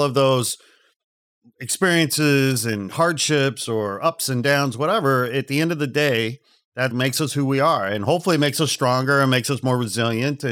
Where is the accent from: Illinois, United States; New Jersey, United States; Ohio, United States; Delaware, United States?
Illinois, United States; the Midwest outside Chicago; I'm from the Midwest outside Chicago